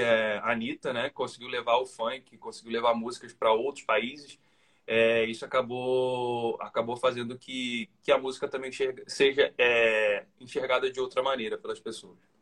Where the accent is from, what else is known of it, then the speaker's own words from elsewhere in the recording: Mesquita, Rio de Janeiro, Brazil; also born or lived in Niterói / Recreio dos Bandeirantes, Rio de Janeiro; now in Rio de Janeiro, Brazil; eu não nasci em Niterói. Eu fui criado eu, né, da minha adolescência para adolescência fase adulta. Eu fui morar em Niterói, mas eu nasci na cidade de Mesquita, na, na, na, Baixada Fluminense do Rio de Janeiro